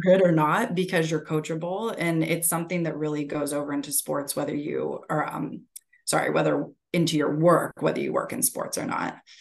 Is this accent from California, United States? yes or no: no; Erie, Pennsylvania, United States; moved away as an adult; also born or lived in West Virginia / Charlotte; grew up in Erie, Pennsylvania.